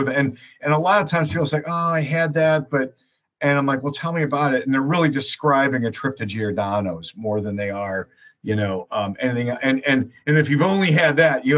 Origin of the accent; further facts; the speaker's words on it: Chicago, Illinois, United States; moved away as an adult; now in Boston, United States; I actually grew up in Chicago